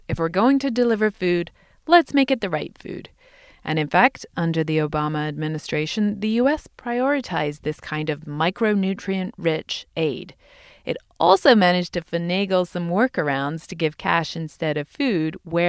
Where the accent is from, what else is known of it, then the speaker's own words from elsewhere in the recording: England, United Kingdom; now in United States; as someone who didn't grow up here. There's a culture of individual giving in America that we don't have, for example, in my home country of England.